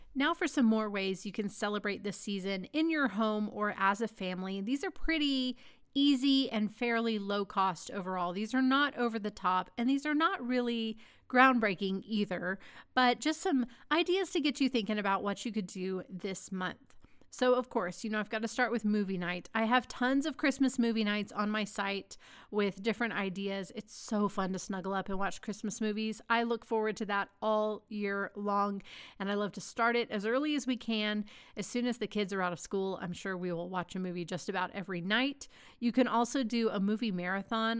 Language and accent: English; Dallas, Texas, United States; growing up in Dallas